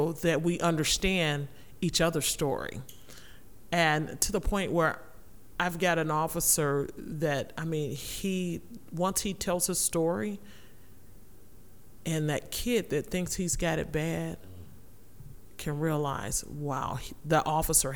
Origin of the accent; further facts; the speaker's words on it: Rockford, Illinois, United States; growing up in Rockford